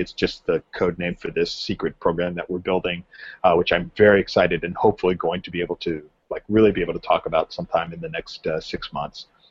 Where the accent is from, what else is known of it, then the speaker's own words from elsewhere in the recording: Southern California, United States; I grew up in Southern California